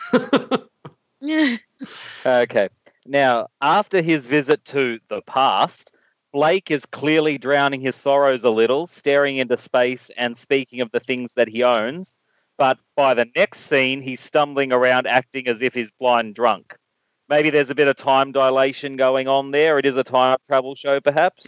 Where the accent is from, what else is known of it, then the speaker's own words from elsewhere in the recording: Australia; As an Australian